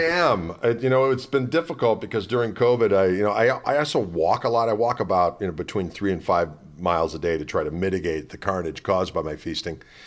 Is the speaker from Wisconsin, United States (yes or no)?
yes; Wauwatosa, Wisconsin, United States; My hometown is Wauwatosa, Wisconsin.